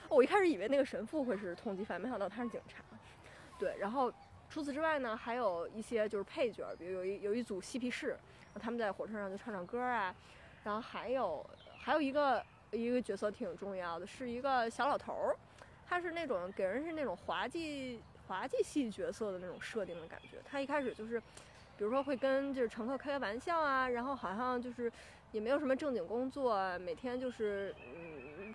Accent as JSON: {"language": "Chinese", "region": "Beijing", "country": "China", "said": "我是这个来自北京的"}